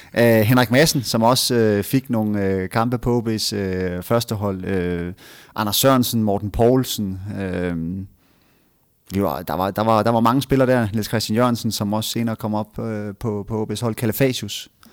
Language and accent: Danish; Frederikshavn, North Denmark Region, Denmark; moved away as an adult; also born or lived in Aalborg / Copenhagen; jeg er jo nordjyd. Jeg er født i, øh, jeg er født i Frederikshavn og har boet øh, 20 år